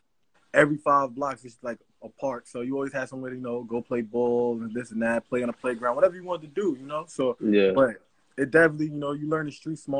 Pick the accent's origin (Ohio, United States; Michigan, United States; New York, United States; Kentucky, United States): New York, United States; New York City; I grew up in Jamaica, Queens. So, it's like, the same neighborhood